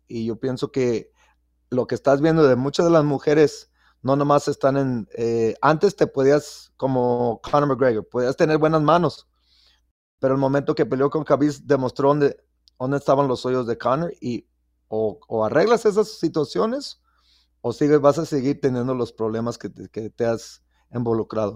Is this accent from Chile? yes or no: no; Mexico; now in Las Vegas, United States; en México, obvio, nos conocen por el boxeo